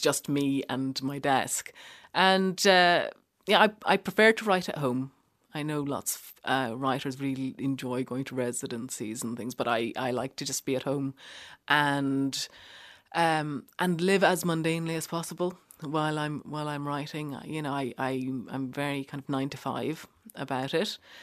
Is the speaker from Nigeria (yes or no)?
no; Ireland; moved away as an adult; also born or lived in Cork / Norwich; now in London, United Kingdom; as an Irish person